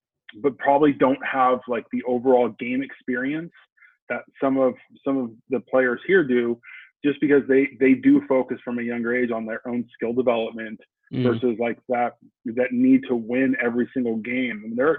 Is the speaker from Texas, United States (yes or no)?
no; Huntington Beach, California, United States; It was good. I mean, you know, the kind of the era that I grew up in, like I graduated from high school in 1999.